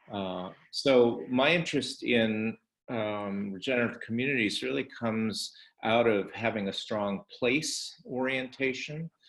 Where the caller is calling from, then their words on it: Berlin, Germany; I'm participating tonight from Berlin, Germany